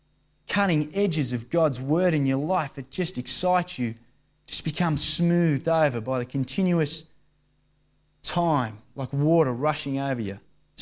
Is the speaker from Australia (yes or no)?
yes; Australia; being suppressed Australian male that I am.